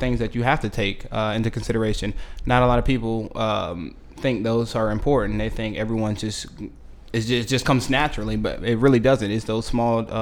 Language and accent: English; Miami, Florida, United States; I was born and raised here in Miami, Florida